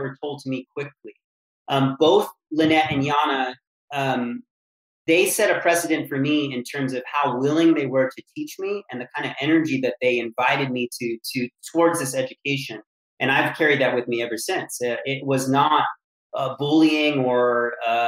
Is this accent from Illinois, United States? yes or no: no; California, United States; now in Brooklyn, United States; I'm originally from California